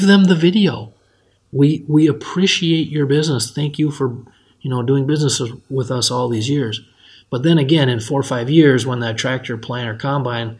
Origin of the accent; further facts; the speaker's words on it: Benson, Minnesota, United States; from my hometown of Benson, Minnesota